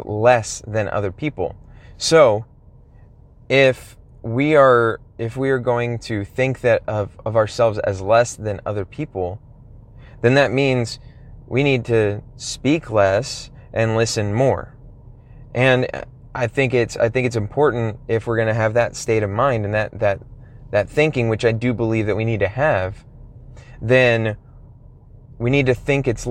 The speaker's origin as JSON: {"language": "English", "region": "Texas", "country": "United States", "said": "I'm from Texas, and so I'm already speaking pretty slowly, a lot slower than people, say, in New York or California, some other place"}